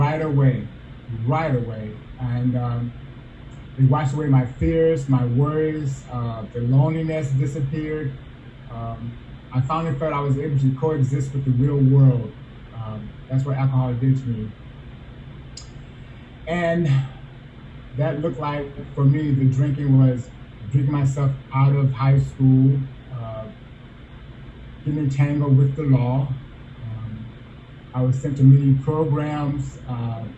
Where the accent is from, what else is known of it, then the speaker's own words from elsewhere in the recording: South Bend, Indiana, United States; also born or lived in Omaha, Nebraska; I was born in Omaha, Nebraska, abandoned by my parents, raised by my grandmother in South Bend, Indiana